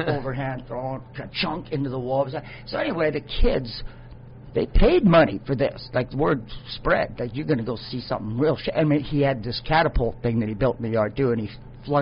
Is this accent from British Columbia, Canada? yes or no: yes; Vancouver, British Columbia, Canada; I was born and raised in Vancouver